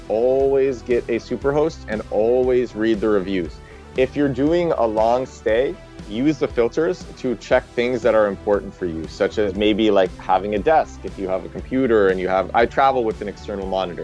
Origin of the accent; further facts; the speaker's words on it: New York, United States; I'm from New York